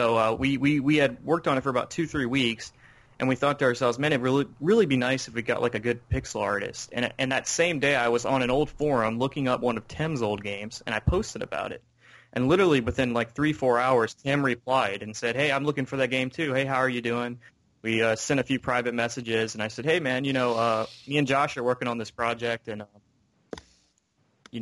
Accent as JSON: {"language": "English", "region": "Louisiana", "country": "United States", "tie": "born or raised there", "moved": "yes", "said": "I was growing up in Louisiana"}